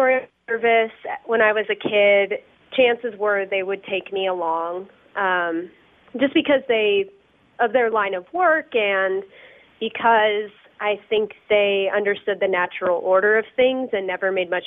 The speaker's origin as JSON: {"language": "English", "town": "Denver", "region": "Colorado", "country": "United States", "tie": "born or raised there", "also_born_or_lived": "Cincinnati / Boulder", "said": "I grew up in Denver"}